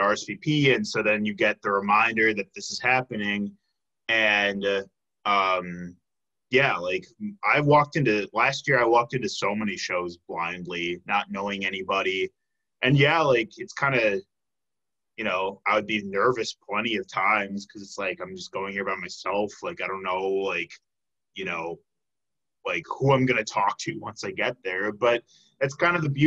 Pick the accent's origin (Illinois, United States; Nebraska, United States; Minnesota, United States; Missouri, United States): Illinois, United States; Chicago; now in Milwaukee, United States; I'm from the Chicago area, like, I have friends that are still there